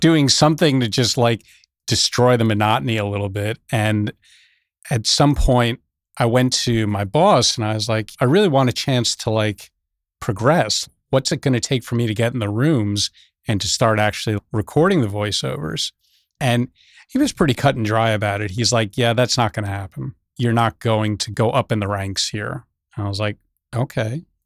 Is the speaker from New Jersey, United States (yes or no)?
yes; Teaneck, New Jersey, United States; I grew up in New Jersey, northern New Jersey, just over the George Washington Bridge, Teaneck, New Jersey